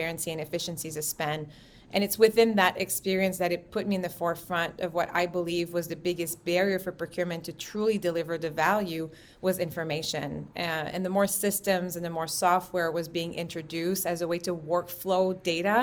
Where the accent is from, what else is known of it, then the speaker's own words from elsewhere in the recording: Quebec, Canada; growing up in Quebec, there's a lot of equality in gender